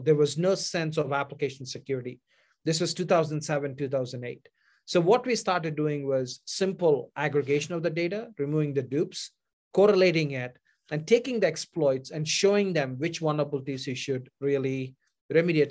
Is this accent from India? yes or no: yes; India; moved away as an adult; now in United States; any dreamer from India came to this country to pursue my advanced degree